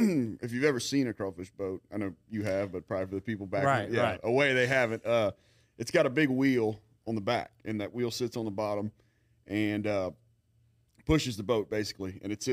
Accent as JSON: {"language": "English", "town": "Lafayette", "region": "Louisiana", "country": "United States", "tie": "born or raised there", "said": "No, man, I grew up in Lafayette, went to St. Thomas More, went to LSU, UL, did all"}